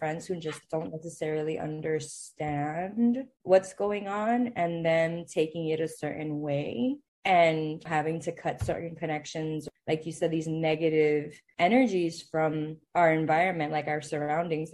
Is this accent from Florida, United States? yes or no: yes; Miami, Florida, United States; moved away; I grew up in Miami, where, like, the Hispanics are not really the minority